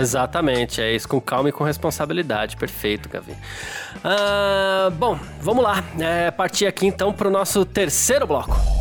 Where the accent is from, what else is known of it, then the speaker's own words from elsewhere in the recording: São Paulo, Brazil; eu sou do Ixiga